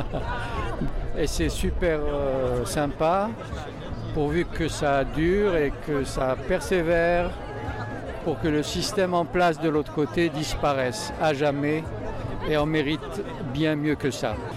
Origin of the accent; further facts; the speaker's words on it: Algeria; moved away as an adult; now in France; j'ai quitté l'Algérie sans le sou